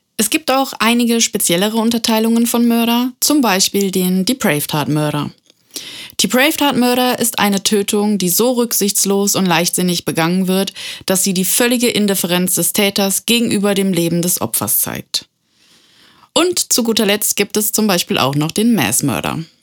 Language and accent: German; Germany; bei uns in Deutschland